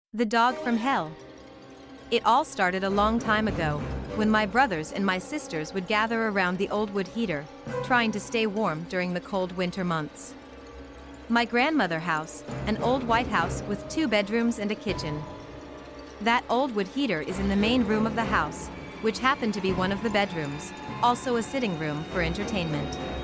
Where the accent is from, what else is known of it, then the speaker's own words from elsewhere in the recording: North Carolina, United States; My grandmother house sits on a hill, surrounded by acres and acres of farmland. The landscape was like a roller coaster, up and down, up and down with curved roads, in a small town in North Carolina